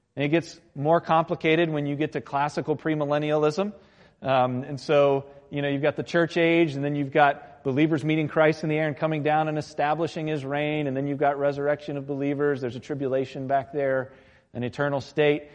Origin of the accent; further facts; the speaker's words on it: Virginia Beach, Virginia, United States; I grew up in Virginia Beach, and, and it's kind of Hurricane Alley in a sense.